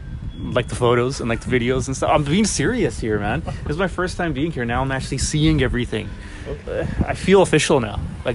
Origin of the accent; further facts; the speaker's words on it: Surrey, British Columbia, Canada; I'm born and raised in Surrey